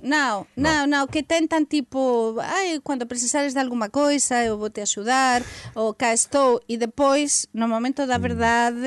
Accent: Spain; Portuguese is a second language; eu falo como espanhola

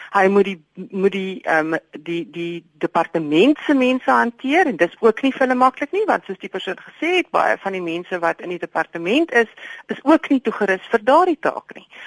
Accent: South Africa; ek is befo vir 50 jaar bevoordeel omdat ek wit was in hierdie land en ek is Afrikaner

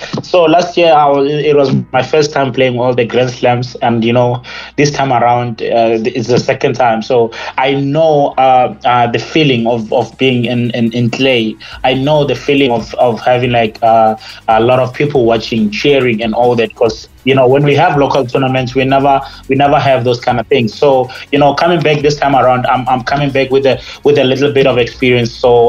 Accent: Limpopo, South Africa; and also the fact that, you know, we're from Limpopo, and you know, this is just unbelievable.

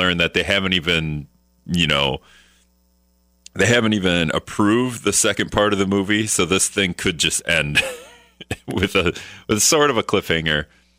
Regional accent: Hortonville, Wisconsin, United States; now in La Crosse, United States; I grew up in Hortonville. I went to Hortonville High School.

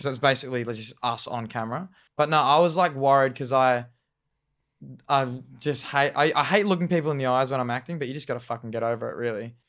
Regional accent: Murray Bridge, South Australia, Australia; moved away; a South Australian Murray Bridge where I'm from, my hometown

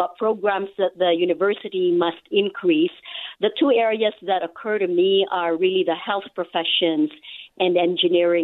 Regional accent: Philippines; also born or lived in Hong Kong / Singapore / Russia; now in Utah, United States; I was born and raised in the Philippines, which is a very poor country

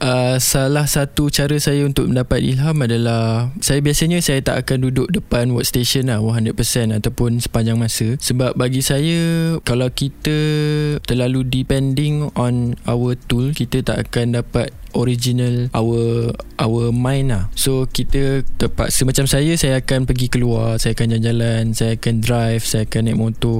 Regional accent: Seremban, Negeri Sembilan, Malaysia; Saya berasal daripada Seremban. Uh, keluarga saya menetap di Seremban.

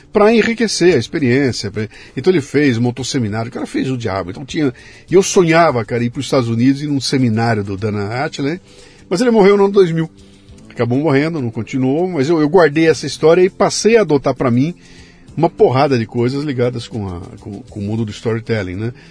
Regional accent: São Paulo, Brazil; moved away as an adult; now in Brasília, Brazil; Eu nasci aqui em São Paulo mesmo.

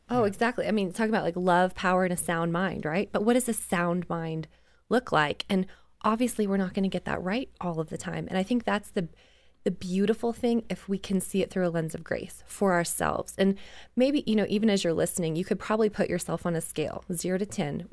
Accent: Canada; and I grew up in Canada

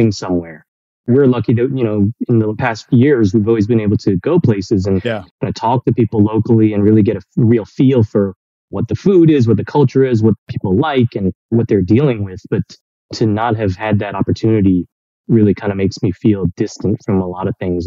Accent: Bay Area, California, United States; moved away as an adult; also born or lived in New York City; I was born in the Bay Area, California.

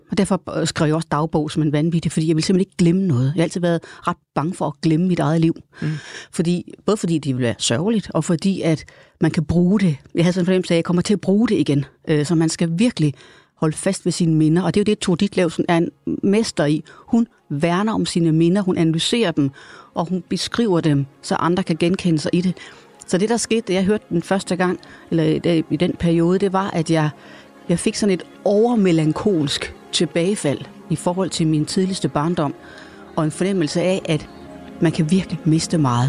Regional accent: Hadsten, Central Denmark Region, Denmark; jeg gik på øh, Amtsgymnasiet i Hasten, som ligger mellem Aarhus og Randers, hvor jeg voksede op

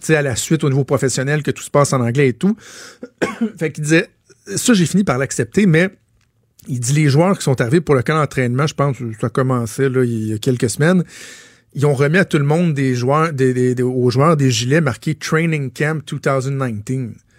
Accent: Laval, Quebec, Canada; moved away as an adult; also born or lived in LaSalle, Montreal; je suis né à Ville-la-Salle, qui fait pas mal partie de Montréal aujourd'hui. J'ai déménagé à Laval à 5 ans. J'ai passé près de 20 ans à Laval

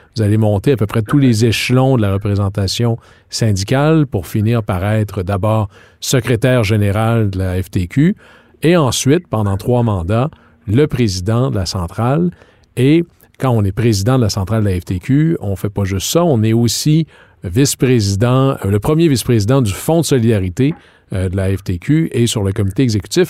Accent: Quebec, Canada; chez nous au Québec

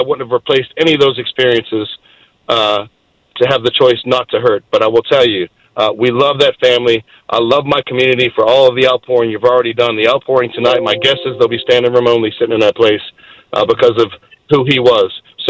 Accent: Boston, Massachusetts, United States; moved away as an adult; now in Virginia, United States; And, you know, I came up from Boston as a young guy, and you didn't grow up here either.

